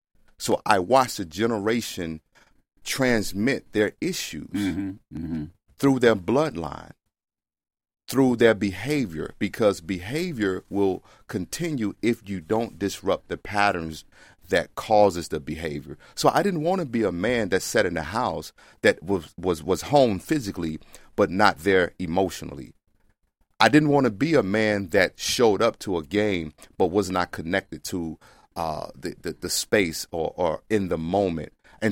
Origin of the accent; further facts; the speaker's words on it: the South, United States; See, I grew up in the South with black men that didn't talk.